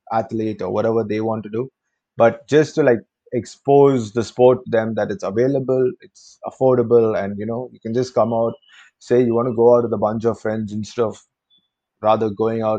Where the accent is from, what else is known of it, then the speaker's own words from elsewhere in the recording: Chennai, Tamil Nadu, India; I'm from Chennai